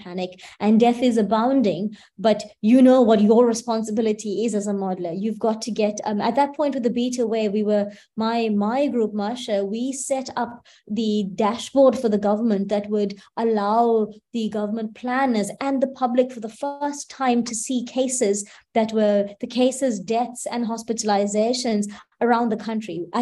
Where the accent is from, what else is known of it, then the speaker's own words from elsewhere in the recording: KwaZulu-Natal, South Africa; in the Eteguini or the KwaZulu-Natal province of the country, which is where I'm from